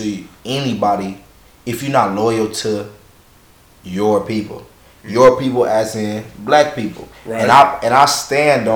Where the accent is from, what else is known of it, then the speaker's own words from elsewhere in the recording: Chicago, Illinois, United States; now in North Little Rock, United States; I'm originally from Chicago